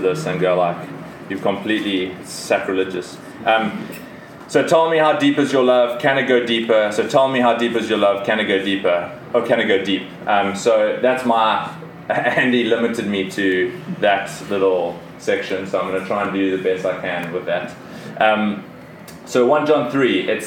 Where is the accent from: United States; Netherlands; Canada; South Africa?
South Africa; moved away as an adult; I came from South Africa. I grew up in South Africa. All my family is still in South Africa